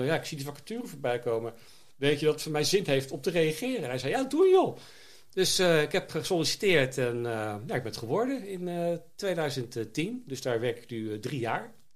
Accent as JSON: {"language": "Dutch", "town": "Zoetermeer", "region": "South Holland", "country": "Netherlands", "tie": "born or raised there", "also_born_or_lived": "The Hague / Leiden / Schiedam", "moved": "as an adult", "lives_now": "Vlaardingen, Netherlands", "said": "Ik ben geboren in Den Haag, opgegroeid in Zoetermeer, in Leiden gestudeerd"}